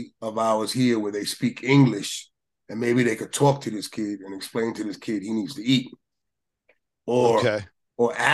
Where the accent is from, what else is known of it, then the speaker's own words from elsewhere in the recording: New York, United States; I'm from New York